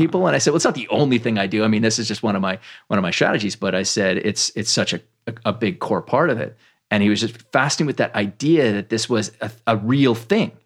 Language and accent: English; Canada; I grew up in Canada